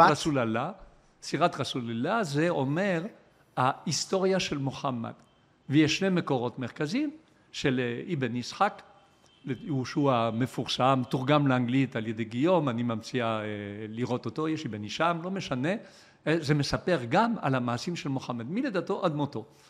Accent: Israel; אנחנו כישראלים

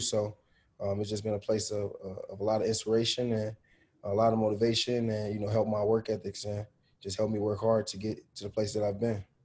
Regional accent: Chicago, Illinois, United States; now in Indiana, United States; growing up in Chicago

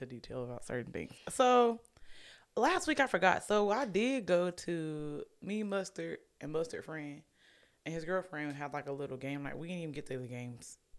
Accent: Alabama, United States; We're from Alabama

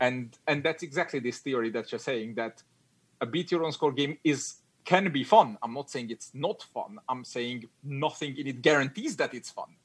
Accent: Hungary; English is a second language; moved away as an adult; also born or lived in United Kingdom; now in Netherlands; I'm I'm from Hungary.

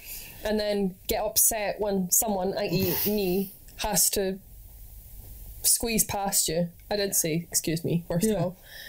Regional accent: United Kingdom; we're British people

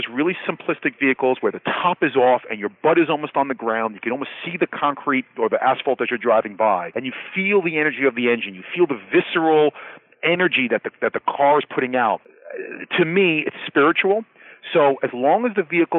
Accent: New York City, New York, United States; a New York City guy

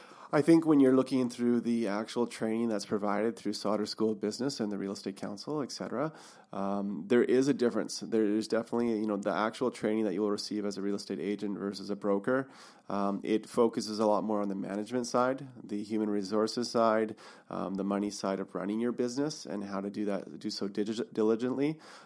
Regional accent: Revelstoke, British Columbia, Canada; now in Kelowna, Canada; I grew up in Revelstoke. That's my hometown.

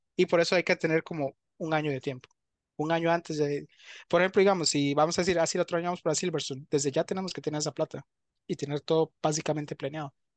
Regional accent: Costa Rica; uno como tico

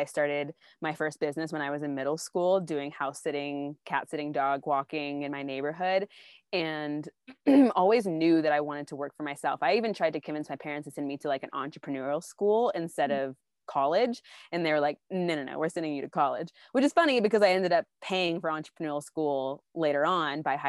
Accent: Austin, Texas, United States; I grew up in Austin, Texas, with a Southern Baptist background

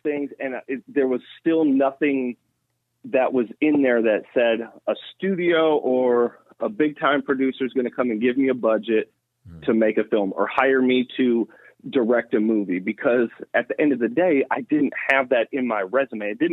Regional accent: Milwaukee, Wisconsin, United States; now in Atlanta, United States; I'm from Milwaukee

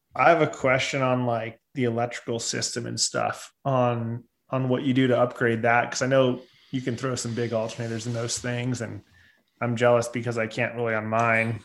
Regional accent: Southern California, United States; I grew up in Southern California

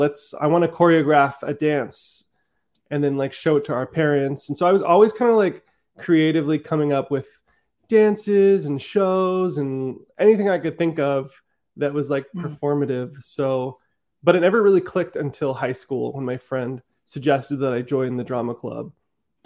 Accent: Southern California, United States; also born or lived in Netherlands; I came here when I was like 5 years old. I grew up in Southern California

